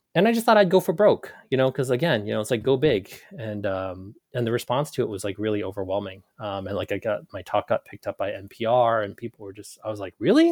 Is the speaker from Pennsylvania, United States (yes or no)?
yes; Carlisle, Pennsylvania, United States; also born or lived in Ho Chi Minh City, Vietnam; now in Portland, Maine, United States; growing up in Carlisle